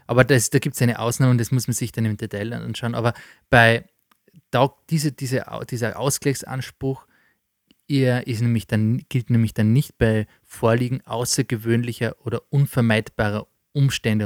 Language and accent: German; Austria; bei uns in Österreich